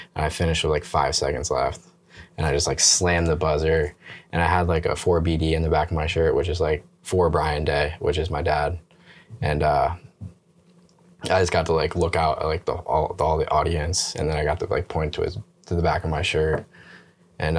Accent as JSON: {"language": "English", "town": "Bangor", "region": "Pennsylvania", "country": "United States", "tie": "born or raised there", "also_born_or_lived": "Somerville, New Jersey", "said": "Basically raised in Pennsylvania, right across the Delaware Water Gap in uh, in Pennsylvania, Bangor, Pennsylvania, to be exact"}